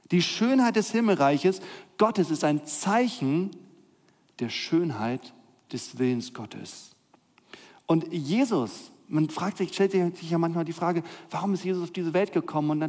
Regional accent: Northern Germany, Germany; Ich bin ja in Norddeutschland aufgewachsen. Ihr hört keinen Akzent in meiner Stimme.

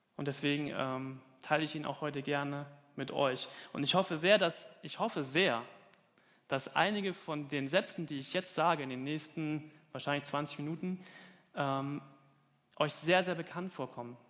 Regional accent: Falkenberg, Hesse, Germany; moved away; in Falkenberg, mitten auf dem Land. Das ist meine Heimat. Da komme ich her.

